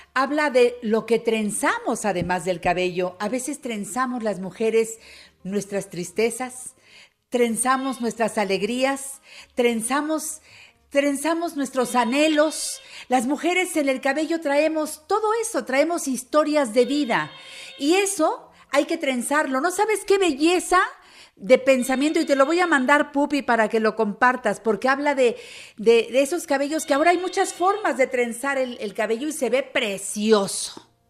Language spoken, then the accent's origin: Spanish; Mexico; los que somos mexicanos